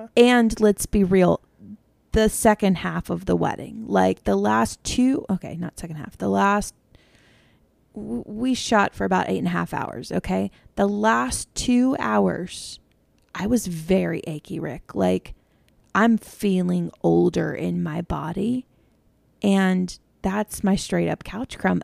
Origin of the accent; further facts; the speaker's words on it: United States; being an American